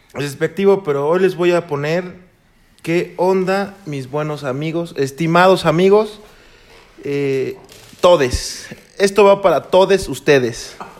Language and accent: Spanish; Chimalhuacán, State of Mexico, Mexico; soy de Chimalhuacán